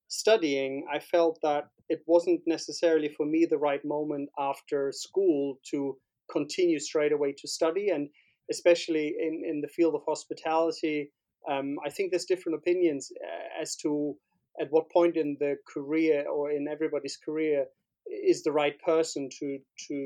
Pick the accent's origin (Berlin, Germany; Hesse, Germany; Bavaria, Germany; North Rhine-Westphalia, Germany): Berlin, Germany; moved away as an adult; also born or lived in Barcelona; born and bred in Berlin. In West Berlin at the time, next to Kurfürstendamm